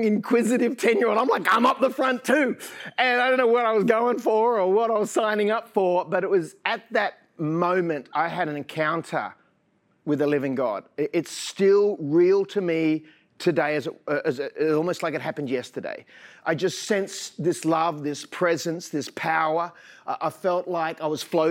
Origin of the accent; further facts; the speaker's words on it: Sydney, New South Wales, Australia; also born or lived in French's Forest / United States; I was born in Manly Hospital